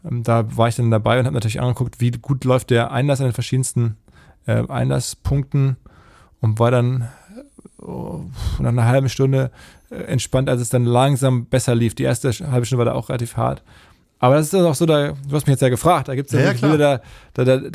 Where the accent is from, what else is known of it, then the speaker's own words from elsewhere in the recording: North Rhine-Westphalia, Germany; now in Hamburg, Germany; ich bin ja aus dem Ruhrgebiet, wenn man mit dem Zug nach Hamburg fährt, über die ähm, Elbbrücken hier reinfährt und das ist jedes Mal schön